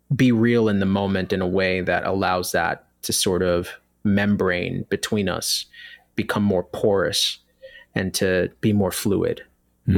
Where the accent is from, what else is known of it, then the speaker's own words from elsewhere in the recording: New York City, New York, United States; I was born and raised in New York City in an area of the Bronx